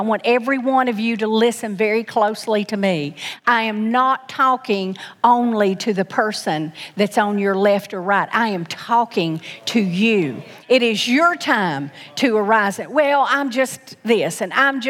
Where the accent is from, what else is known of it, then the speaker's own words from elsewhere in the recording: Knoxville, Tennessee, United States; I was born in Knoxville, Tennessee